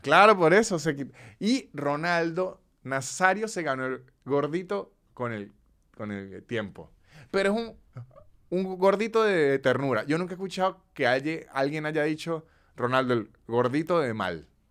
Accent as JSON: {"language": "Spanish", "region": "Venezuelan Andes", "country": "Venezuela", "said": "a la gente de los Andes nos dicen brutos"}